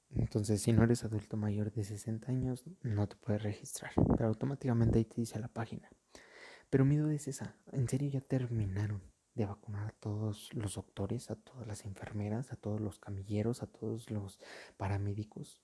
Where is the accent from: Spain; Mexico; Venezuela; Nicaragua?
Mexico; aquí en mi país, en México